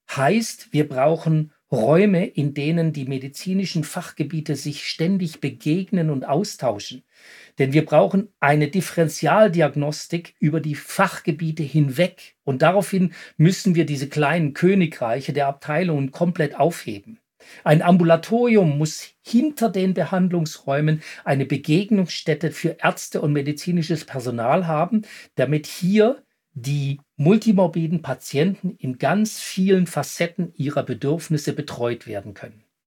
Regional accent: Switzerland; hier bei uns in der Schweiz

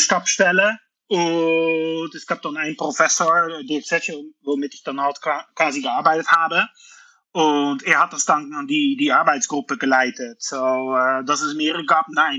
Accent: Netherlands; German is a second language; moved away as an adult; now in Luxembourg; Ich komme aus den Niederlanden

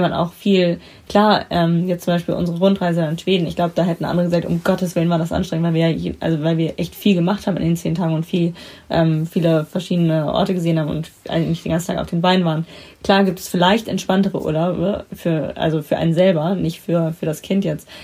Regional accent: Baltic Sea coast, Germany; moved away; ich war drei, als wir dann an die Ostsee gezogen sind und ähm, da bin ich ja sozusagen, da habe ich ja meine Kindheit und da bin ich aufgewachsen

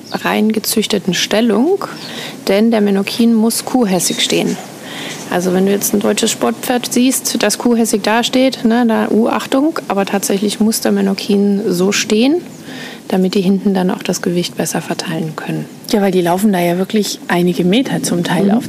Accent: Austria; moved away as an adult; now in Menorca, Spain; Ich bin ursprünglich Österreicherin.

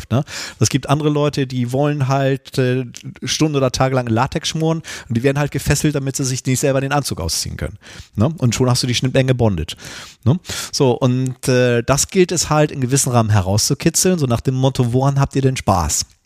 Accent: North Germany, Germany; ich bin äh, ja hier im Norden geboren und aufgewachsen

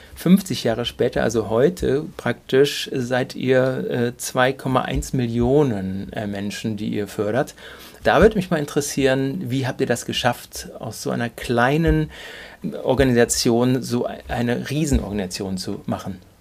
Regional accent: Duisburg, North Rhine-Westphalia, Germany; wie ich gebürtiger Duisburger bist

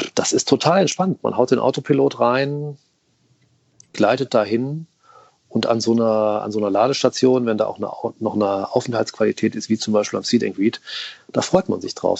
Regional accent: Rhineland, Germany; ich bin waschechter Rheinländer

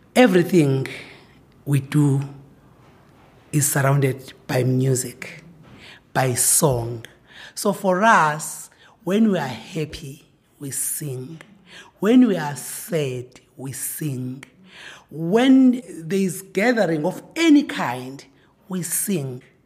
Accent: village outside Pietermaritzburg, KwaZulu-Natal, South Africa; now in Pretoria, South Africa; I am born and bred in KwaZulu Natal in a rural village called Wandebekrege outside eh, Pietermaritzburg

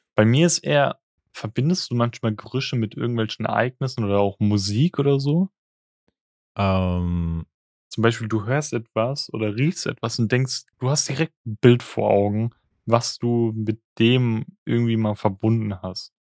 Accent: the Palatinate area, Rhineland-Palatinate, Germany; ich komme auch aus der Ecke

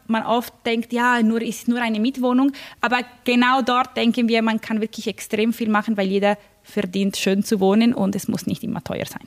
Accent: Milan, Lombardy, Italy; moved away; Ich komme eben aus Mailand

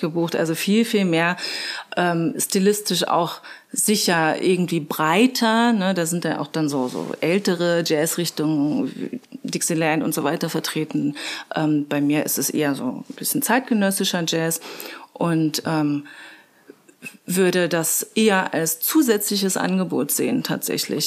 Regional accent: Magdeburg, Saxony-Anhalt, Germany; also born or lived in Passau; now in Regensburg, Germany; ich komme äh, ursprünglich eigentlich aus Magdeburg, bin aber schon seit 1997 in Bayern

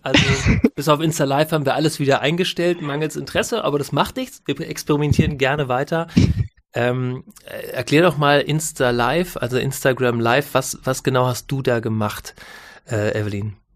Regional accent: Northern Germany, Germany; als Norddeutscher

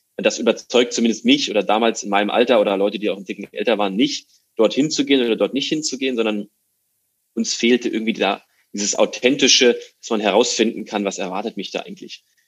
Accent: near Frankfurt, Hesse, Germany; moved away as an adult; now in Hamburg, Germany; Bin äh, aus Deutschland geboren, in der Nähe von Frankfurt, wohne jetzt seit acht Jahren in Hamburg

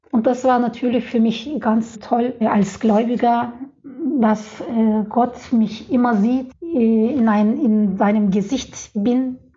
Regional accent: Turkey; German is a second language; moved away as an adult; now in Leipzig, Germany; Äh, ich komme aus der Türkei und dort äh, gibt es jetzt aktuell einen politischen Problemen und ich bin deswegen von politischen äh, Gründen hierher gekommen.

